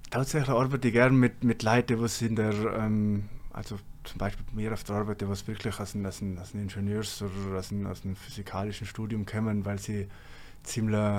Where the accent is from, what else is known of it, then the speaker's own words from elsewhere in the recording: Trentino-Alto Adige, Italy; accent: South Tyrolean; now in Bremen, Germany; Mein Dialekt, auf jeden Fall. Dass ich gerne Kaminwurzen habe und Knädel.